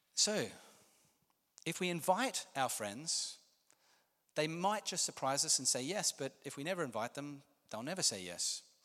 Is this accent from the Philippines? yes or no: no; Australia; I'm Australian